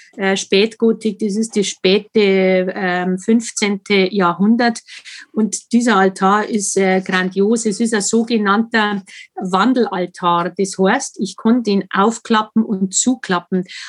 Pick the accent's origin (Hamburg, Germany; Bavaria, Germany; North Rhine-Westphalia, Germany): Bavaria, Germany; Wartenberg; bei uns in Wartenberg.